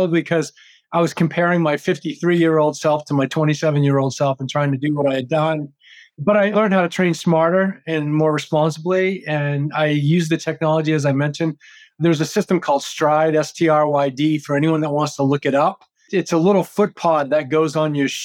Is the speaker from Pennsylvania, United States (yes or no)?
no; Maine, United States; moved away as an adult; I grew up in Maine